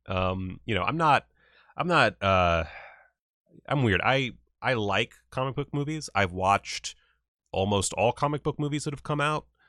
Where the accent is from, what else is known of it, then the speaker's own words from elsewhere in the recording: South Carolina, United States; I'm from the South. I'm from South Carolina